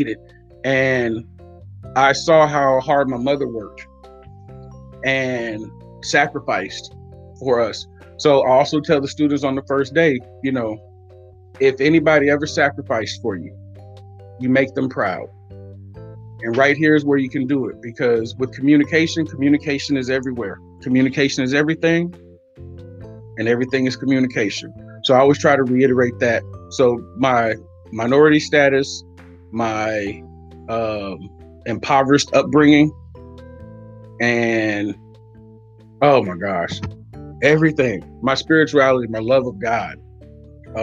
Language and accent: English; United States; also born or lived in Oakland, California / Waller County, Texas; I grew up partly in Oakland and partly in Waller County. So the city and the country